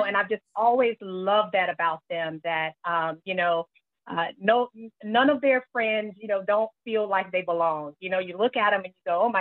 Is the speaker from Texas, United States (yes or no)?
no; Greenville, South Carolina, United States; born or raised there; moved away